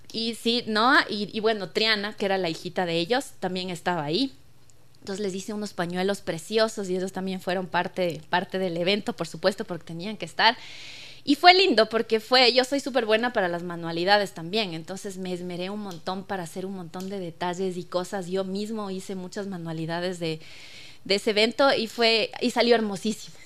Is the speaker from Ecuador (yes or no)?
yes; Patate, Tungurahua, Ecuador; crecí en Patate rodeada de cuyes, de perritos, de gallinas